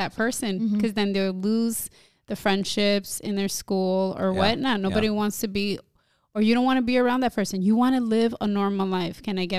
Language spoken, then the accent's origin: English; New Jersey, United States; growing up in this generation where I am a Dominican American born and raised in Jersey